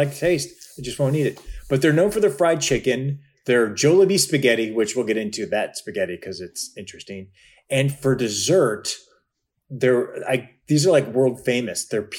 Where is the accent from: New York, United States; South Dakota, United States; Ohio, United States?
Ohio, United States; Cleveland; also born or lived in Chicago; now in Los Angeles, United States; I grew up in Cleveland in the 80s.